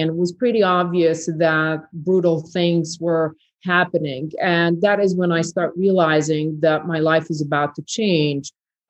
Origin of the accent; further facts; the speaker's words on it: Bihać, Federation of Bosnia and Herzegovina, Bosnia & Herzegovina; English is a second language; there were conversations that my hometown of Bihać was the next safe area that would do the same. And once we in Bihać Pocket realized that genocide occurred in Srebrenica